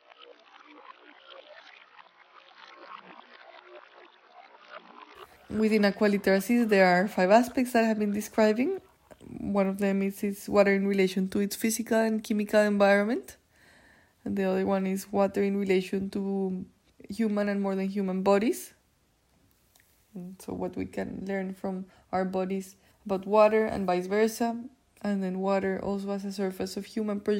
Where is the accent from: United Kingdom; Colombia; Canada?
Colombia; I grew up actually outside of Bogota, so very close to nature